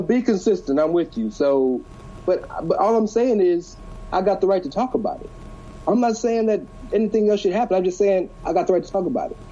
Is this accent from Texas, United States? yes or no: yes; Houston, Texas, United States; I'm from Houston